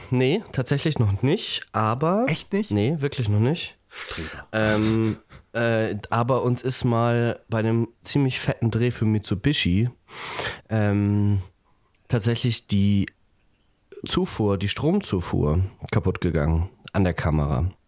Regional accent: Buxtehude, Lower Saxony, Germany; now in Hamburg, Germany; ich komme äh, ursprünglich ah. aus Buxtehude tatsächlich

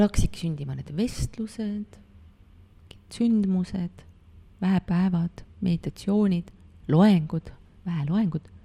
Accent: near Pärnu, Pärnu County, Estonia; moved away; ma olen väiksest kohast pärit, vanemad elavad siiamaani seal Pärnu lähedal

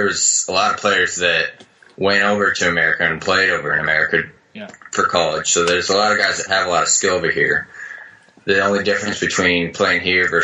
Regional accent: Southern California, United States; moved away as an adult; now in Perth, Australia; I'm from Southern California. I went to Claremont High School

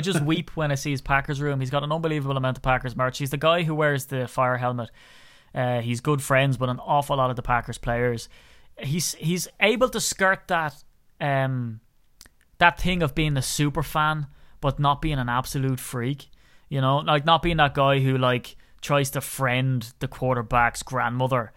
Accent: Ireland; as an Irishman

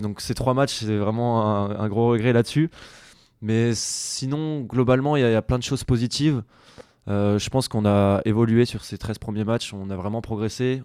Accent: La Rochelle, Nouvelle-Aquitaine, France; also born or lived in Poitiers; now in Bordeaux, France; moi je suis originaire de La Rochelle, j'y étais jusqu'à mes 17 ans.

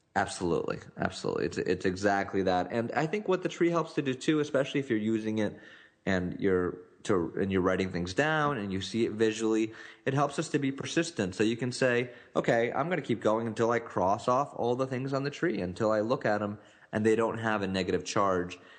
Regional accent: Newtown, Connecticut, United States; was in Newtown, Connecticut, which is the, the site of the Sandy Hook shooting and it's actually my hometown

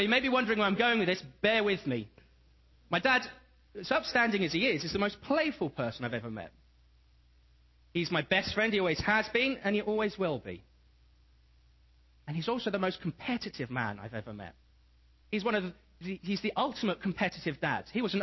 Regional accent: England, United Kingdom; moved away; I come from England, and it's wet, it's not too cold, but we never get snow.

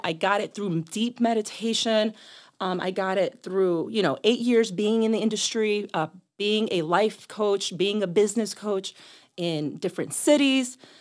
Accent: Boston, Massachusetts, United States; also born or lived in Miami / New York City; now in Chicago, United States; I grew up in Boston.

